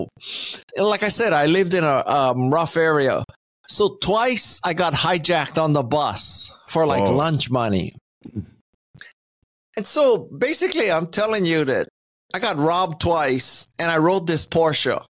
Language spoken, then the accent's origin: English; Honolulu, Hawaii, United States; moved away as an adult; I am from Honolulu, Hawaii. I grew up in a lower middle class area